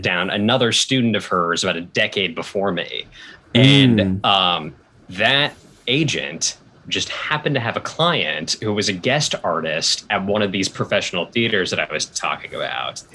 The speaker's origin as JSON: {"language": "English", "town": "Portland", "region": "Oregon", "country": "United States", "tie": "born or raised there", "moved": "yes", "said": "I grew up in Portland, Oregon"}